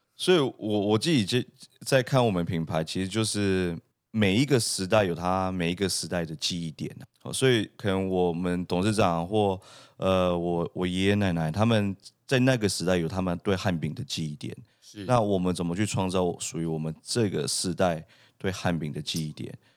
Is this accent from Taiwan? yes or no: yes; Taiwan; also born or lived in Canada; 它非常代表我们台湾人的一个文化